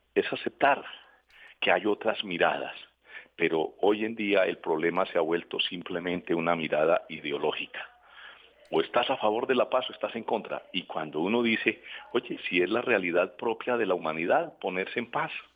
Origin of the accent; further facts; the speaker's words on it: Colombia; nosotros como colombianos